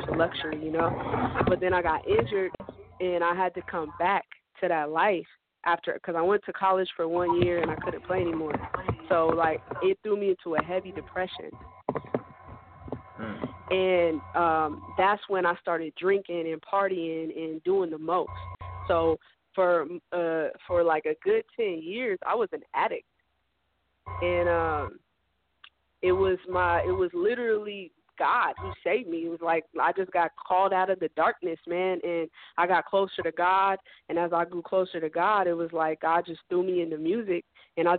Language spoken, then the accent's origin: English; Seattle, Washington, United States; I was growing up here in Seattle